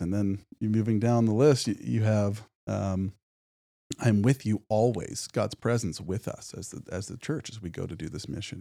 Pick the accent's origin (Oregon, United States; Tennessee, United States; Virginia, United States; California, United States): Oregon, United States; Medford; moved away as an adult; also born or lived in North Carolina; now in Spokane, United States; I was born and raised in, uh, Medford, Oregon, down in southern Oregon.